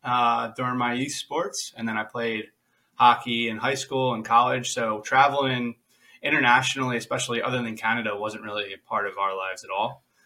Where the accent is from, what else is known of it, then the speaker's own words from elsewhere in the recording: New Jersey, United States; also born or lived in California; I grew up on the east coast of New Jersey. I mean, New Jersey's not the biggest state, so like from coast to coast, it's an hour. But I grew up on the coastline.